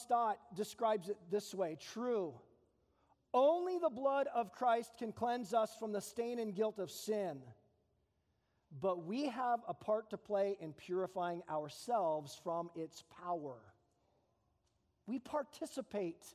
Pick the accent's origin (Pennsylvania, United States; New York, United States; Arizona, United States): Arizona, United States; Phoenix; now in Tucson, United States; I grew up in East Phoenix. It's called the Arcadia area, not Arcadia, California